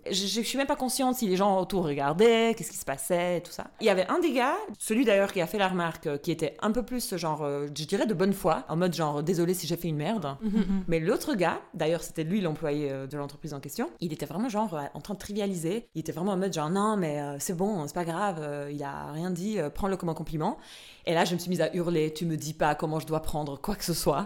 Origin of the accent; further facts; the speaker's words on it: Albania; now in Switzerland; je suis albanaise, j'ai grandi en Albanie, je suis arrivée en Suisse